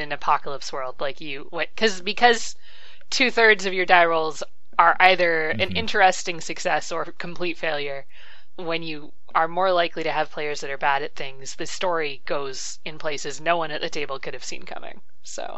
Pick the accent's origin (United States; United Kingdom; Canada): Canada; I'm Canadian